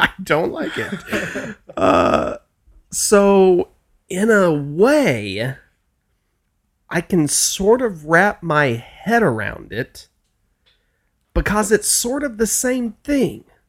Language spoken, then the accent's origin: English; the South, United States; I'm from the South